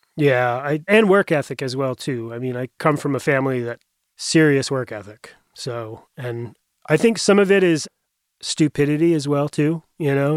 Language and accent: English; Bethel, Maine, United States; also born or lived in Portland, Maine; I grew up about a little over an hour up in Western Maine, just outside of Bethel